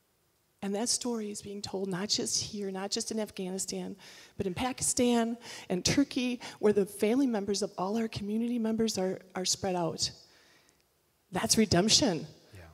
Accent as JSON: {"language": "English", "country": "United States", "said": "my identity as American"}